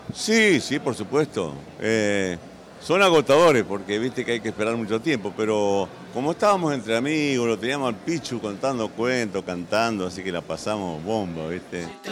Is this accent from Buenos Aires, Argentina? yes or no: no; Santa Fe, Argentina; nosotros somos de Santa Fe